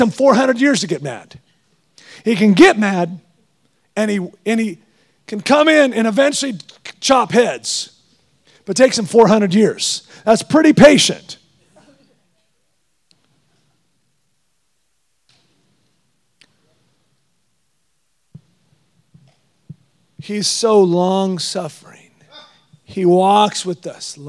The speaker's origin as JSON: {"language": "English", "region": "Texas", "country": "United States", "said": "I'm just Texan"}